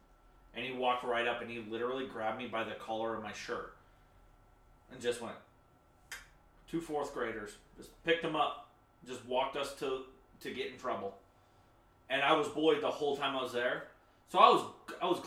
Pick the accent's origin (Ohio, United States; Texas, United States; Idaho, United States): Idaho, United States; Stanley; also born or lived in Jacksonville, Florida / Clayton, Idaho; I was born in Jacksonville, Florida. Moved to Stanley, Idaho when I was 5 or 6. Did first through 4th grade... First through 4th grade in Stanley, Idaho